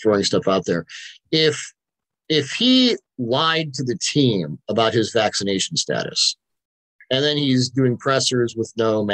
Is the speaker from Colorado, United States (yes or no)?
yes; Denver, Colorado, United States; I grew up in Denver